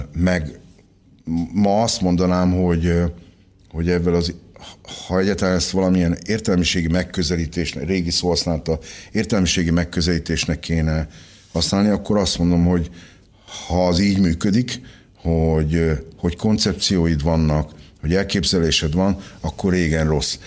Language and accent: Hungarian; Szentes, Csongrád-Csanád, Hungary; 1962. október 11-én születtem Szentesen, a Pólya utcában